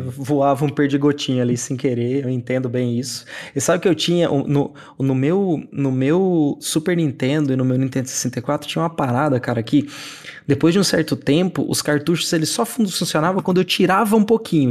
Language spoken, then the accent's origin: Portuguese; near the São Paulo border, interior of Mato Grosso do Sul, Brazil; moved away; eu cresci numa cidade do interior do Mato Grosso do Sul, e perto da, da divisa com São Paulo, porque eu nasci em São Paulo